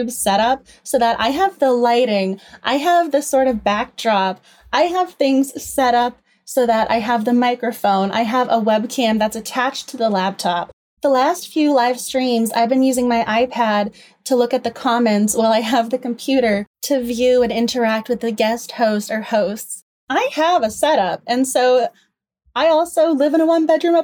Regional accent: Massachusetts, United States; moved away as an adult; now in Washington, DC, United States; I'm originally from Massachusetts. I've been living in DC for a long time now

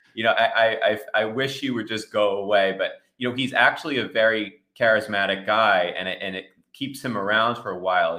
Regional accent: New Jersey, United States; I grew up in Jersey

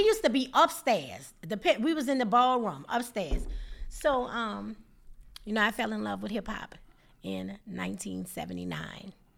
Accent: New Orleans, Louisiana, United States; we were children, naturally New Orleans children.

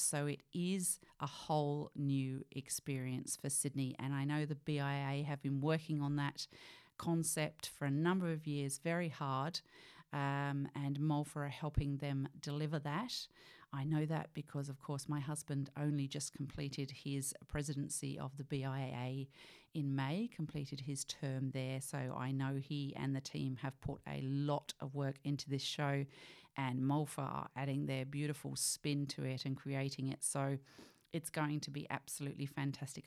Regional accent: United Kingdom; also born or lived in Poole Harbour; now in Australia; I was, of course, born in the U K. You know that by my accent

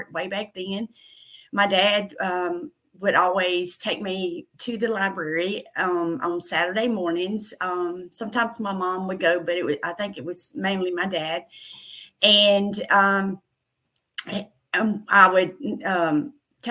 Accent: Middle Tennessee, United States; accent: country, Southern; I was born and raised in Middle Tennessee. I'm a country girl. You can probably tell by my country accent, my Southern accent.

